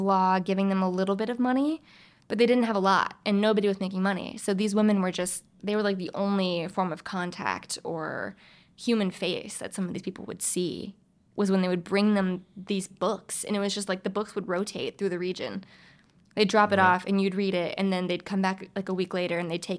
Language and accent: English; the South, United States; I'm from the South.